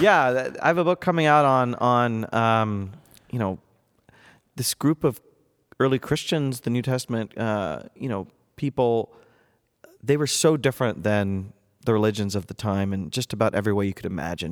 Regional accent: North Central Ohio, United States; moved away as an adult; also born or lived in Boston area / Durham, England; I was born and raised in North Central Ohio

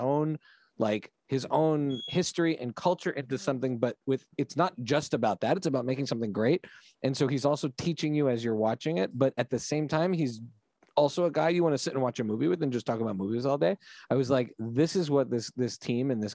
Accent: Montreal, Quebec, Canada; moved away; we grew up in in Montreal

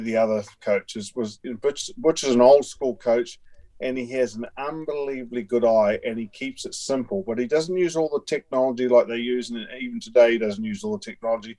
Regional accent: Wellington, New Zealand; It's my hometown where I grew up

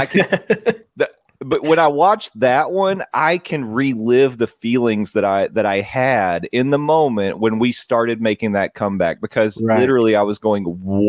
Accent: Knoxville, Tennessee, United States; growing up in Knoxville, you're a college sports fan.

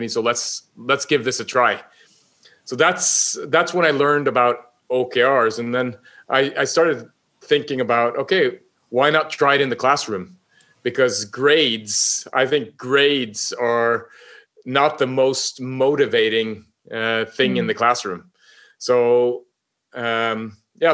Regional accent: Northern Norway, Norway; I'm from Norway, obviously, up in the north

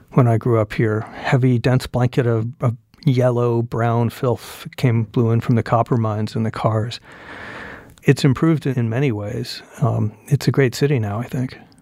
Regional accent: Phoenix, Arizona, United States; moved away; I was born in Phoenix in, uh, Saint Joseph's Hospital, not far from here, nineteen sixty

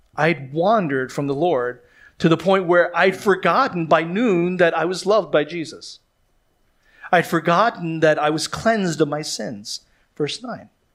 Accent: Philadelphia, Pennsylvania, United States; moved away; I come from Philadelphia where they say we are maybe some of the worst citizens in the United States of America.

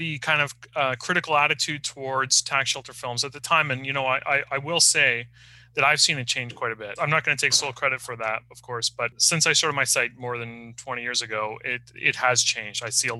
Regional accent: north of Toronto, Ontario, Canada; I grew up in the kind of suburban rural area north of Toronto

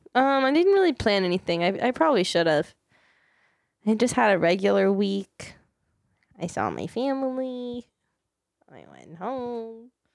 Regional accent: Maryland, United States; moved away; my hometown of Maryland

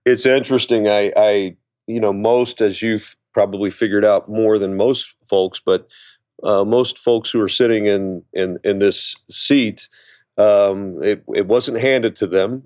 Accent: Cincinnati, Ohio, United States; growing up in Cincinnati, I grew up in the s, eh, you know, went to school in the seventies

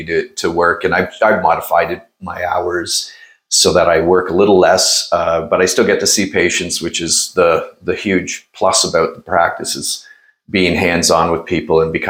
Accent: Norfolk County, Ontario, Canada; also born or lived in Toronto; I grew up in Norfolk County, married my high school sweetheart, and the two of us live in a rural Norfolk

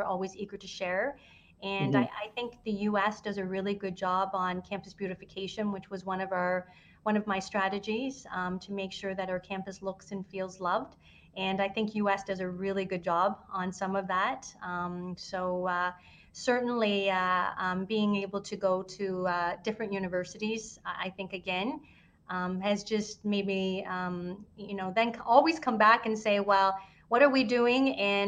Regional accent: Windsor, Ontario, Canada; I grew up in Windsor

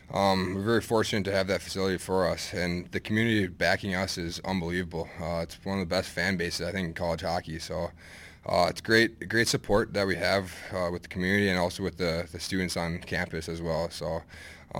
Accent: Eagan, Minnesota, United States; also born or lived in Duluth, Minnesota; I'm originally from Eagan, Minnesota. It's just about 10 minutes south of the cities

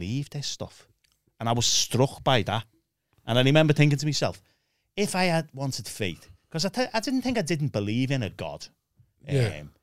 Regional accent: Bootle, North West England, United Kingdom; I was from the Klondike

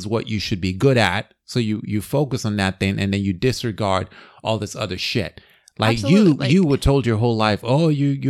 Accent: Nigeria; I grew up in Nigeria, right? Where you're told you have to be a doctor, lawyer, or engineer.

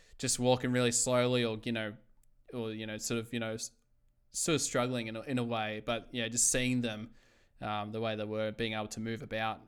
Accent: Melbourne, Victoria, Australia; I was from Melbourne

